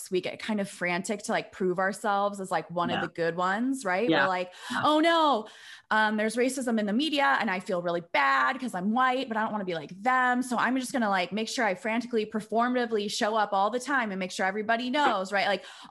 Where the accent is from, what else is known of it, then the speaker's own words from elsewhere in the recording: Iowa, United States; now in Chicago, United States; I grew up in Iowa, in the suburbs, a white girl